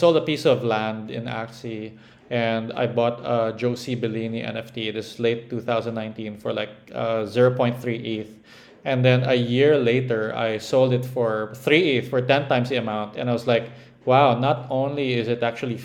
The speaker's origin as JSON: {"language": "English", "country": "Philippines", "said": "I'm Filipino"}